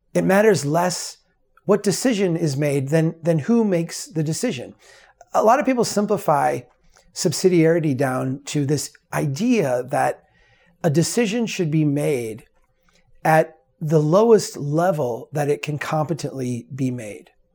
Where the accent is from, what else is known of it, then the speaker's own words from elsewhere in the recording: Brainerd, Minnesota, United States; the city of Brainerd. my hometown, the, the city that, uh, I grew up in.